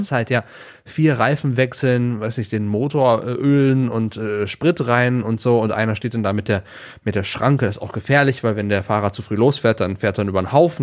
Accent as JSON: {"language": "German", "area": "near Aachen", "region": "North Rhine-Westphalia", "country": "Germany", "tie": "born or raised there", "said": "ich komme ja, ähm, ich bin ja in der Nähe von Aachen zur Schule gegangen"}